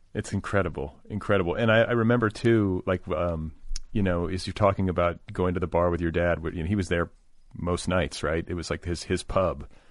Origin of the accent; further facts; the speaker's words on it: Milwaukee, Wisconsin, United States; I was born in Milwaukee